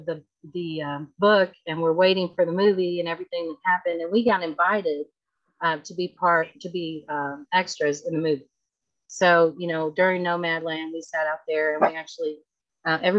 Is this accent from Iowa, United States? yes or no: no; Texas, United States; moved away; I grew up in Texas, so we make Tex-Mex all the time